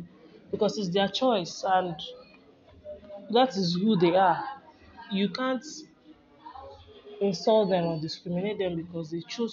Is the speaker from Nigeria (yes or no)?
yes; Nigeria; now in United States; I'm a Nigerian residing in the US